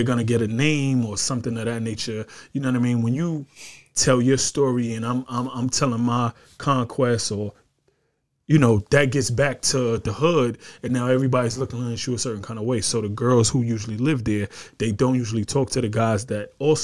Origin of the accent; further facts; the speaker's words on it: New York, United States; I was from New York